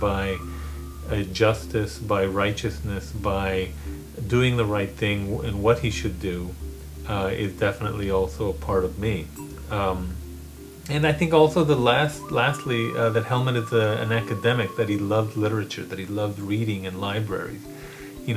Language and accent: English; El Paso, Texas, United States; moved away as an adult; I grew up on the Mexican-American border in Isleta, right outside the outskirts of El Paso, Texas, in a colonia